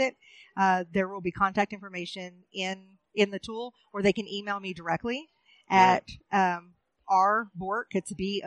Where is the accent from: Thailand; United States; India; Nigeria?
United States; Oklahoma; moved away as an adult; also born or lived in Pine Ridge Reservation / Standing Rock; I'm originally from Oklahoma. I'm a citizen of the Muscogee Creek Nation